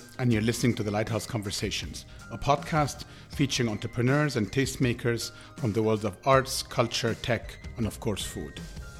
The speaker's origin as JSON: {"language": "English", "country": "Egypt", "tie": "born or raised there", "also_born_or_lived": "Dubai", "said": "Yasmine, like myself, was born and raised in Egypt and spent some time in Dubai working in advertising before going back home"}